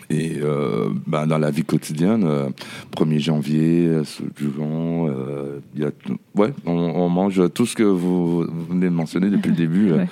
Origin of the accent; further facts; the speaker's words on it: Montreal, Quebec, Canada; moved away; moi je viens plus précisément de Montréal, alors je mhm. représente plus la communauté montréalaise.